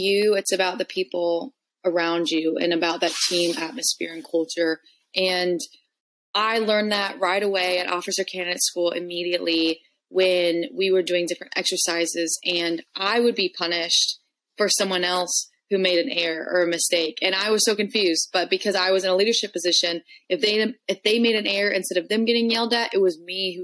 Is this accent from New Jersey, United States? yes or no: no; Carmel, Indiana, United States; moved away as an adult; now in California, United States; I grew up in Carmel, Indiana, so Midwest all the way.